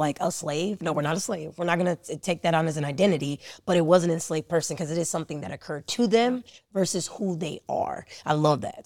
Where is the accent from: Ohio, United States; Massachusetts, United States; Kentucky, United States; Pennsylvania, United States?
Ohio, United States; Cleveland; I was born in Cleveland